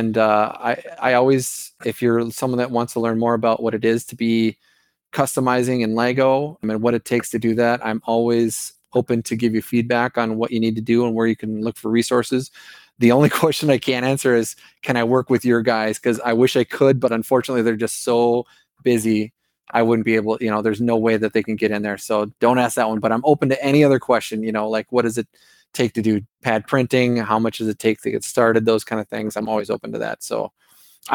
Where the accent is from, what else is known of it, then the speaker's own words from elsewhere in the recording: Minnesota, United States; accent: Minnesota; my Minnesota accent